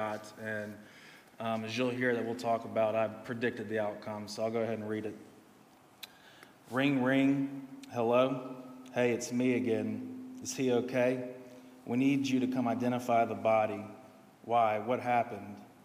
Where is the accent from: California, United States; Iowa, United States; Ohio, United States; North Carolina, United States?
North Carolina, United States; Charlotte; from Charlotte, hour and a half down the road. Went to Covenant Day.